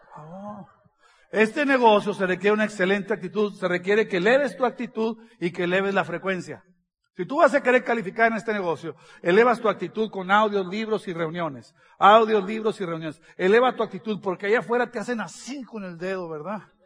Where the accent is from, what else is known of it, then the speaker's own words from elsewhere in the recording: northern Mexico, Mexico; Soy del norte de México, así hablamos